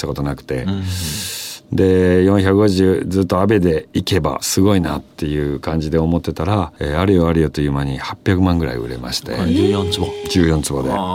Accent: Osaka, Japan; moved away; 私自身も大阪出身ですし

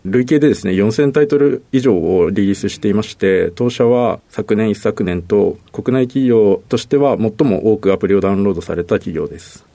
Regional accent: Tama area, Tokyo, Japan; 東京なんですが、はい、えっ、と、多摩地区です

